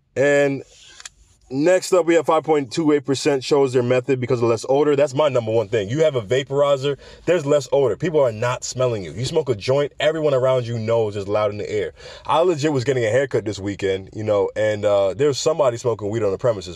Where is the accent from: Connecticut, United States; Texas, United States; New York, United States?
New York, United States; New York City; I'm from the Bronx